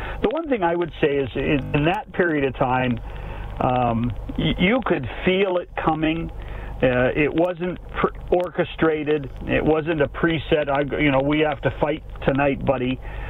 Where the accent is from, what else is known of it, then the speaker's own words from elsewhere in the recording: British Columbia, Canada; I grew up in British Columbia